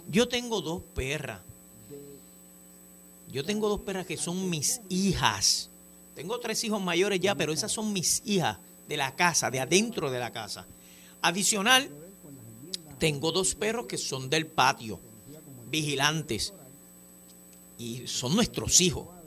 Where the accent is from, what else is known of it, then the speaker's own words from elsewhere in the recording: Puerto Rico; Tenemos que ser bien responsables eh, como puertorriqueños